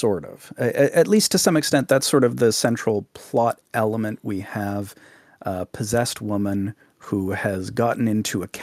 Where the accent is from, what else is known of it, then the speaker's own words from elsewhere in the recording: Canada; Live on the west coast of Canada